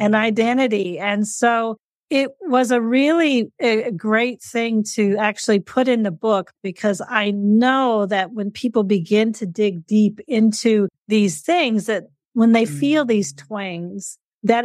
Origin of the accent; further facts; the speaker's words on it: Colorado, United States; moved away as an adult; also born or lived in Papua New Guinea / Seychelles / Dubai; now in New Zealand; I grew up in Colorado in the United States